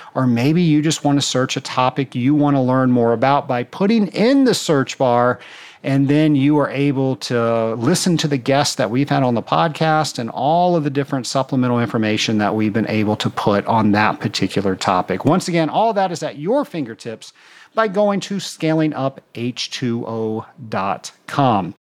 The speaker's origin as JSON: {"language": "English", "town": "Atlanta", "region": "Georgia", "country": "United States", "tie": "born or raised there", "said": "my hometown in Atlanta, Georgia"}